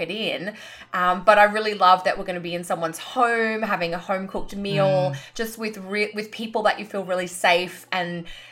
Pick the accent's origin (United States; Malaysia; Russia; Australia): Australia; Queensland; moved away; up in QLD, my home state.